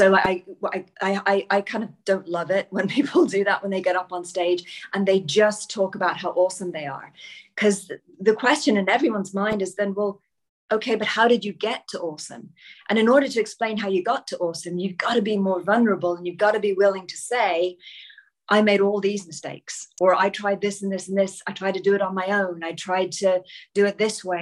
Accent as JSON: {"language": "English", "country": "Ireland", "moved": "yes", "lives_now": "United Kingdom", "said": "I'm Irish"}